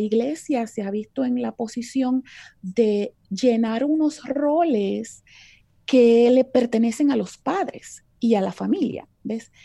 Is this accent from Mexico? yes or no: no; Puerto Rico; moved away as an adult; now in Texas, United States; soy puertorriqueña de pura cepa, como diríamos en la isla